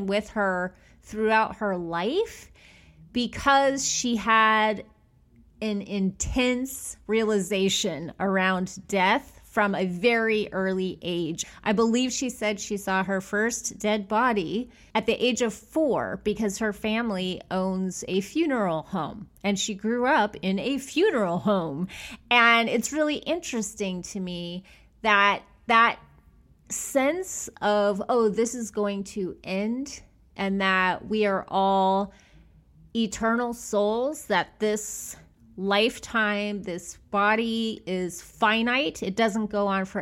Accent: Bakersfield, California, United States; now in Los Angeles, United States; I'm from Bakersfield.

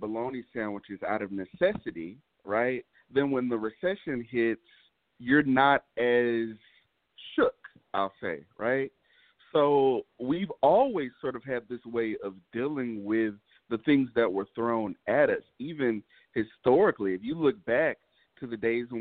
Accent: Houston, Texas, United States; born and raised here in Houston

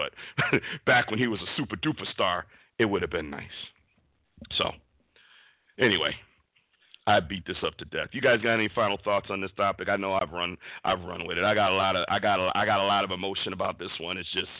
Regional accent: United States; it hurts me as an American to see this.

